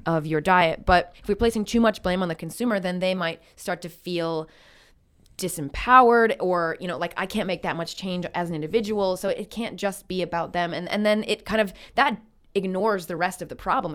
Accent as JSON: {"language": "English", "region": "Midwest United States", "country": "United States", "tie": "born or raised there", "moved": "as an adult", "lives_now": "Canada", "said": "growing up in the United States"}